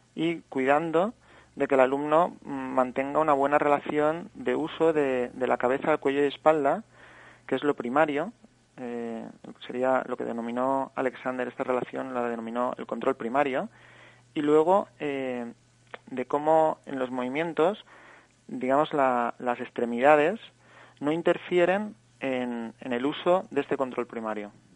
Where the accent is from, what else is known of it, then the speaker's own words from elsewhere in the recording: Valencia, Valencian Community, Spain; moved away as an adult; also born or lived in Barcelona / Australia; soy de Valencia